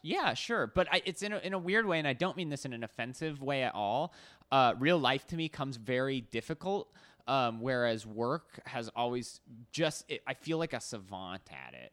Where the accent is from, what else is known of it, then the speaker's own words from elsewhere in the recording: Arizona, United States; moved away as an adult; also born or lived in New York City; now in Los Angeles, United States; I grew up in Arizona, kinda middle of nowhere. Right when I turned eighteen, I moved to New York City